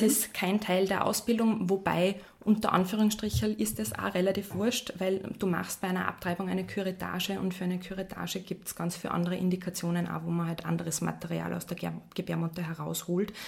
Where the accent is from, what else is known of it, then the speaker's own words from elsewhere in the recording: Salzburg, Austria; moved away; also born or lived in Vienna; ich bin ursprünglich Salzburgerin